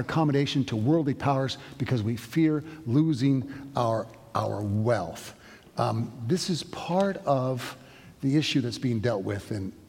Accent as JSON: {"language": "English", "country": "United States", "said": "I'm an American."}